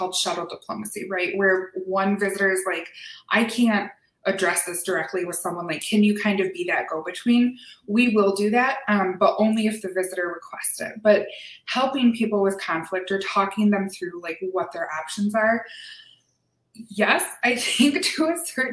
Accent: Lansing, Michigan, United States; moved away as an adult; now in Oregon, United States; born and raised in Lansing, Michigan

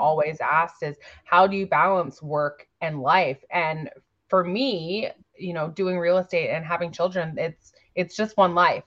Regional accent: Victoria, British Columbia, Canada; I'm from Victoria, B C.

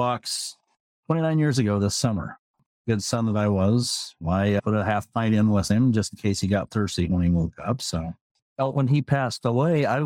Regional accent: South English, Iowa, United States; also born or lived in Sigourney, Iowa / Tacoma, Washington / Gig Harbor, Washington; now in Everett, United States; typical Iowa farm boy

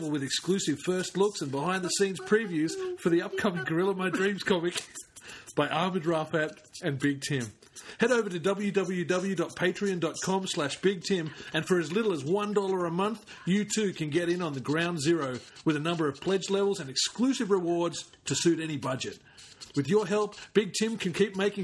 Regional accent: Queanbeyan, New South Wales, Australia; with me and Nafe growing up in Queanbeyan

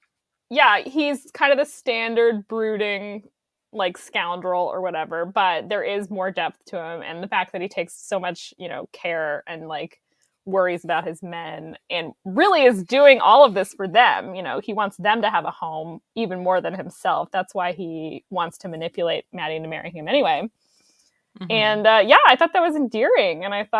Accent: Utah, United States; moved away; also born or lived in Los Angeles; I was born there, yeah. So I'm from the West Coast

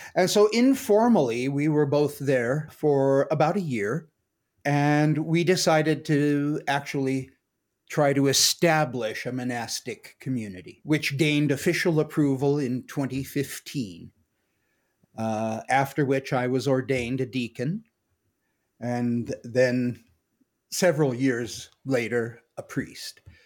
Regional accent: Washington, United States; now in Cañon City, United States; I'm from Washington State and grew up in a kind of generic American family

